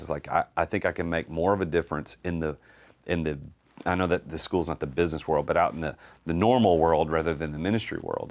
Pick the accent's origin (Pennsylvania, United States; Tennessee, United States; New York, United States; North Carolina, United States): Tennessee, United States; Nashville; I'm from Nashville